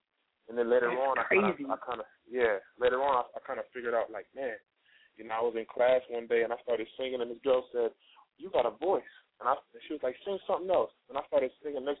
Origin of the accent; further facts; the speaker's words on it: Rochester, New York, United States; moved away as an adult; now in Atlanta, United States; I'm from Rochester, New York, upstate New York. It's near Buffalo, but that's where I'm from, the Rock Town. Shout out to the Rock Town. That's my hometown